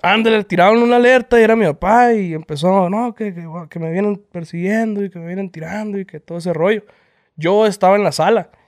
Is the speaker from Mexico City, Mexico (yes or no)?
no; El Horno, Sonora, Mexico; Somos de Horno, Sonora. Eh, un pueblo que está cerca de, de, Obregón, Sonora. Y pues ya somos, somos criados ahí entre las vacas